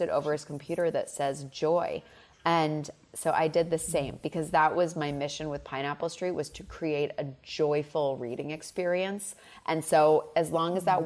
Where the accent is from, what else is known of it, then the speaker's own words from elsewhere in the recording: Massachusetts, United States; It's a much more southern upbringing even though I grew up in Massachusetts.